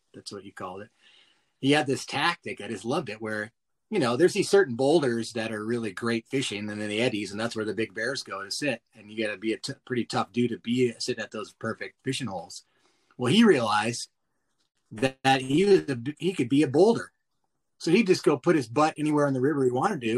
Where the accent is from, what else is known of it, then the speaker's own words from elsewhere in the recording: Montana, United States; growing up in Montana